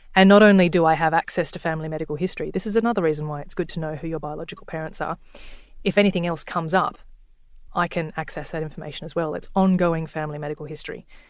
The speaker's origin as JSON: {"language": "English", "town": "Sydney", "region": "New South Wales", "country": "Australia", "said": "I'm from Sydney"}